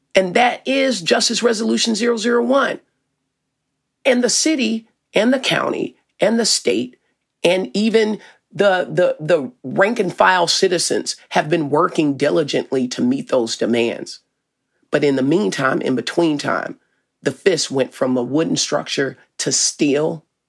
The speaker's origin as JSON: {"language": "English", "region": "Arkansas", "country": "United States", "moved": "as an adult", "lives_now": "Minneapolis, United States", "said": "I'm from Arkansas"}